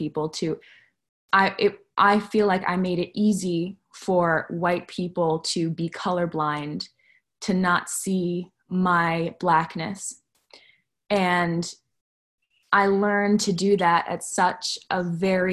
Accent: Montclair, New Jersey, United States; I grew up in Montclair, New Jersey

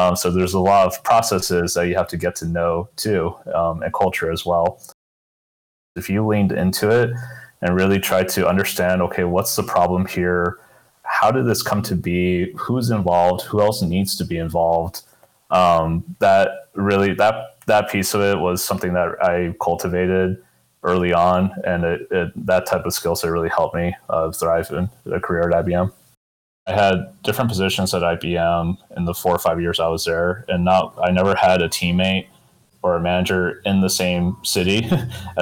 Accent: Tucson, Arizona, United States; I was born and raised in Tucson, Arizona.

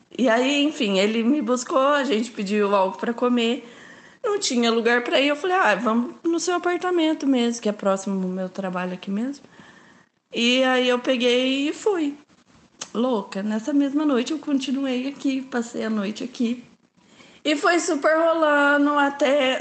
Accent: Londrina, Paraná, Brazil; Eu sou de Londrina, Paraná

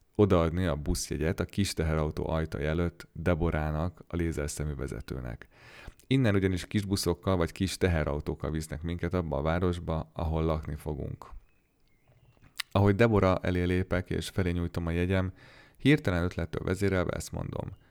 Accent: Hungary; moved away as an adult; now in Goldsboro, United States; hogy magyar vagyok

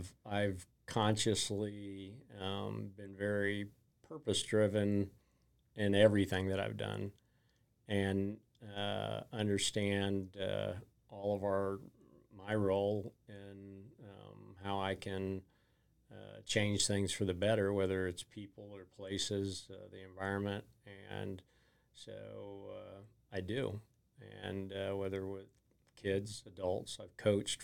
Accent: Oklahoma City, Oklahoma, United States; I grew up here in Oklahoma City

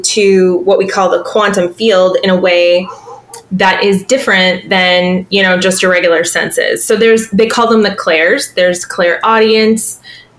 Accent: Boston, Massachusetts, United States; moved away as an adult; now in Savannah, United States; I'm originally from Boston

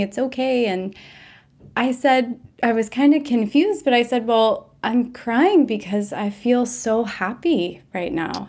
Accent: Washington, District of Columbia, United States; now in Austin, United States; I'm originally from Washington, D C, metro area, but I currently live in Austin, Texas

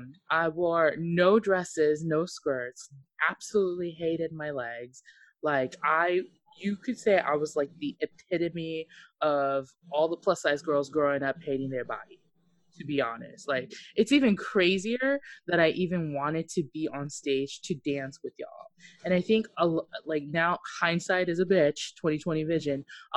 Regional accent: Japan; Mine was like crazy because I grew up in Japan, and so for those of you who don't know, I'm half Okinawan.

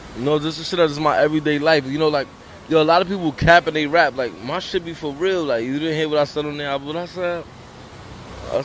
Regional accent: New York City, New York, United States; also born or lived in Hell's Kitchen, Manhattan; I was born in Lincoln Hospital, man, you know, from 183rd.

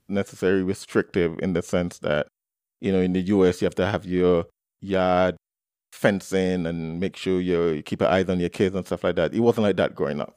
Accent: Antigua & Barbuda; I was born and raised in the Twin Island Nation of Antigua and Barbuda

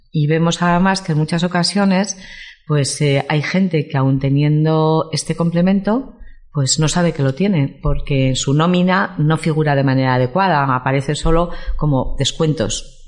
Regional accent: Vitoria-Gasteiz, Basque Country, Spain; moved away as an adult; also born or lived in Madrid; now in San Sebastián, Spain; soy de Vitoria

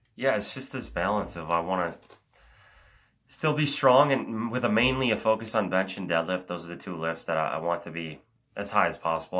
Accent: Oak Ridge, Tennessee, United States; it's the Secret City Oak Ridge Half Marathon here, my hometown race

